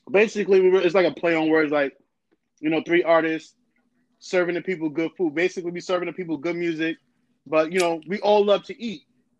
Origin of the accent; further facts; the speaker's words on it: New York City, New York, United States; I was born and raised in the Bronx, New York.